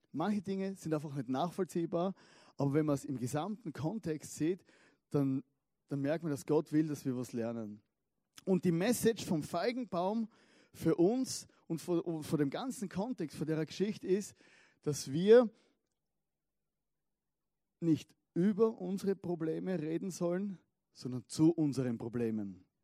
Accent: Styria, Austria; Ich komme aus der Steiermark, das wisst ihr ja.

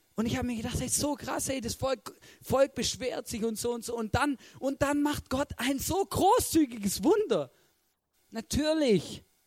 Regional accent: Swabia, Germany; ich bin ein Schwabe

